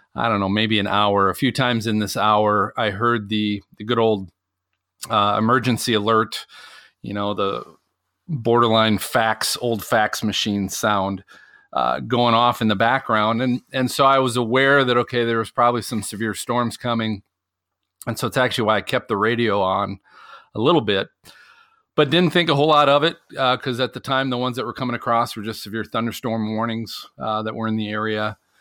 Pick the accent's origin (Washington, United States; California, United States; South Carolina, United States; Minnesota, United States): Minnesota, United States; growing up in Minnesota